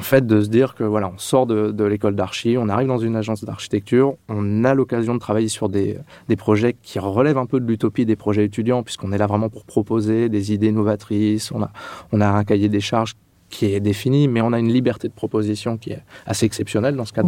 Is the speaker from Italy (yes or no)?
no; Châlons-en-Champagne, Grand Est, France; moved away as an adult; also born or lived in Reims / Clermont-Ferrand; je suis né en Champagne-Ardenne, à Châlons-Champagne